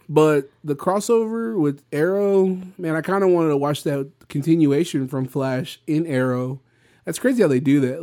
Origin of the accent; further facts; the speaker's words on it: Victoria, Texas, United States; this my hometown